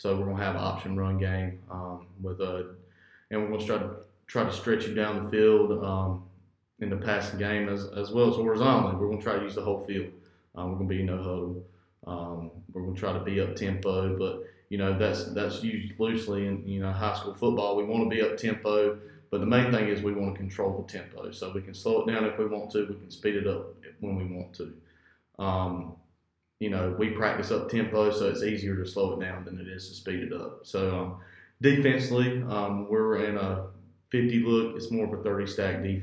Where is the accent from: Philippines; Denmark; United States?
United States; Coats, North Carolina; I'm from Harding County. I grew up in Coates